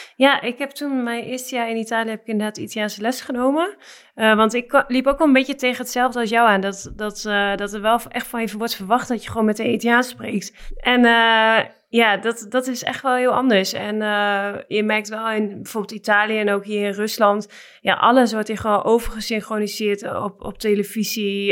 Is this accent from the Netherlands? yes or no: yes; Netherlands; moved away as an adult; also born or lived in Ankara; wij als Nederlanders